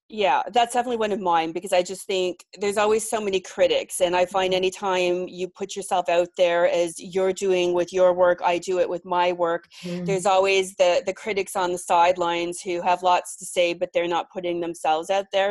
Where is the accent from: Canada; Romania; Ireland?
Canada; Mississauga, Ontario; now in Toronto, Canada; I grew up in a suburb of Toronto, called Mississauga